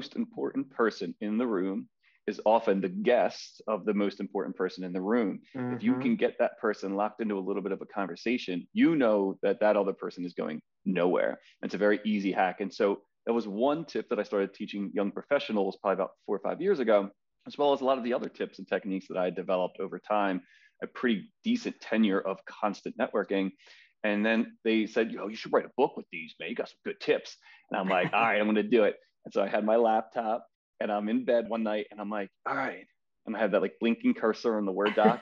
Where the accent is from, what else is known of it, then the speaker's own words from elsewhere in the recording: Philadelphia, Pennsylvania, United States; I grew up in Philadelphia. I'm a lifelong Philadelphian